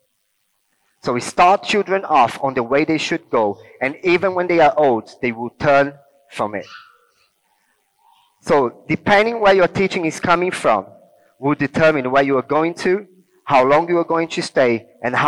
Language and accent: English; Rio de Janeiro, Brazil; English is a second language; now in England; I grew up in Rio, in Brazil